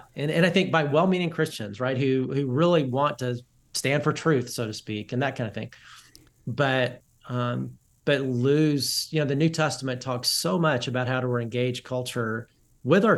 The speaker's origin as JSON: {"language": "English", "region": "Alabama", "country": "United States", "moved": "yes", "lives_now": "Dallas, United States", "said": "I'm from the South, I'm from Alabama, and I live in Dallas, pastor in Dallas"}